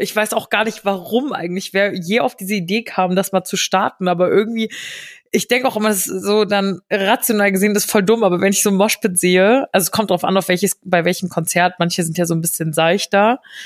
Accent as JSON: {"language": "German", "town": "Giessen", "region": "Hesse", "country": "Germany", "moved": "yes", "said": "bei uns in Gießen"}